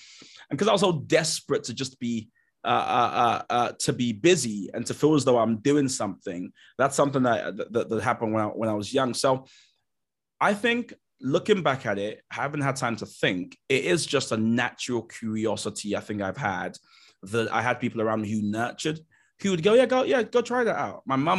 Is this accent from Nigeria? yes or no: yes; Nigeria; And part of it has been being Nigerian. The typical Nigerian experience is you'd come home with like a 84, and my mum would kind of go, well done, but where's the other 16?